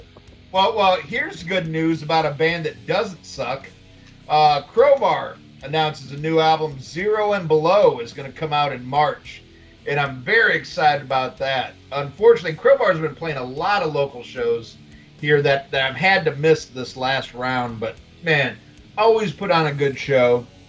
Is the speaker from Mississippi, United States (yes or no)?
no; Chicago area, Illinois, United States; moved away as an adult; also born or lived in California; now in New Orleans, United States; I was born and raised uh, in the Chicago area